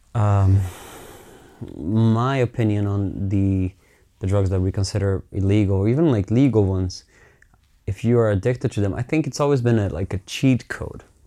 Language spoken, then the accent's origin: English; Finland; growing up in Finland was, eh, I'm so privileged. I mean, I, I got to grow up in a place that is multicultural